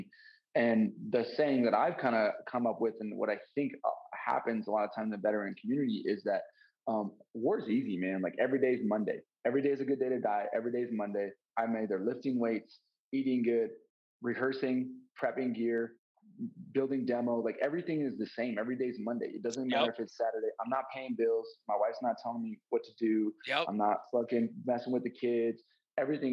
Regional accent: Montana, United States; I grew up in Montana

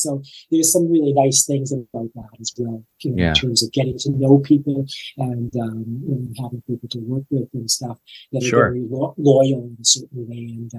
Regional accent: Toronto, Ontario, Canada; now in Nashville, United States; I came from Toronto to live here. You know, they say that Nashville is the biggest little town you'll ever, you know, the biggest.

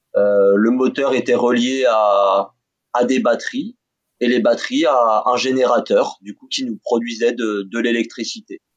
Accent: France; chez nous

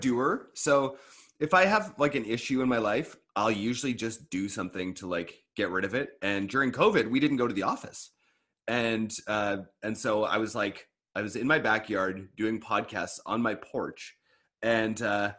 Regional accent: Eastern Canada, Canada; now in British Columbia, Canada; I used to live on that side of the country when I grew up too

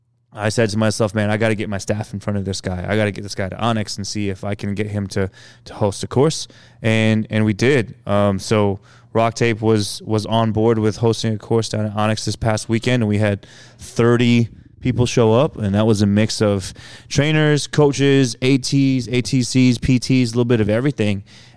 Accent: Philippines; now in Indianapolis, United States; we eat with rice because we're Filipino and that's just what we do.

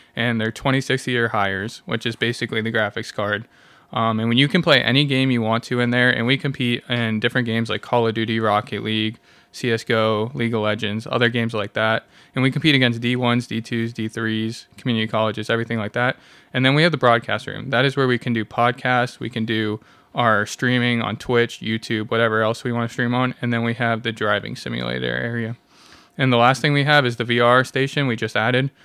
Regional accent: Washington, District of Columbia, United States; now in Independence, United States; I'm from the East Coast

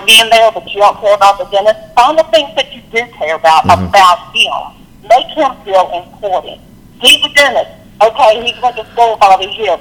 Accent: Lynchburg, Virginia, United States; moved away as an adult; now in Virginia Beach, United States; I'm from Lynchburg, Virginia, and I recently moved to Virginia Beach.

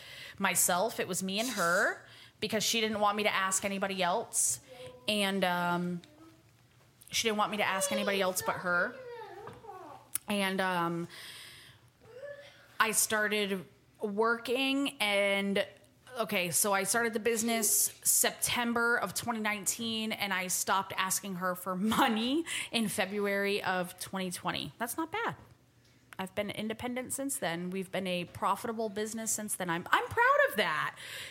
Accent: Florida, United States; I was born in Florida

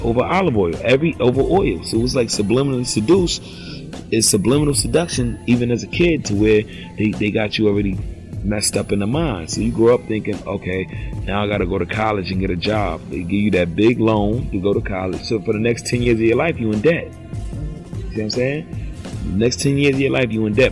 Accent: United States; I was born in America, and I lived here my whole life

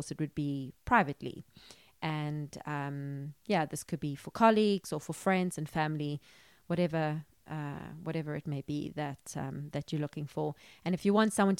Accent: South Africa; I'm from South Africa

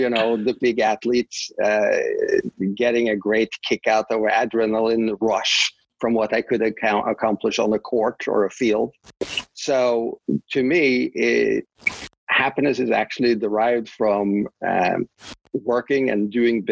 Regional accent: Oslo, Norway; English is a second language; moved away as an adult; now in United States; I grew up in Oslo

